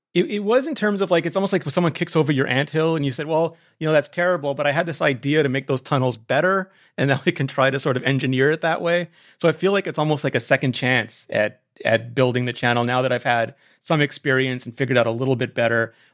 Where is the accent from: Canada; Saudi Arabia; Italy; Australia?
Canada; I'm Canadian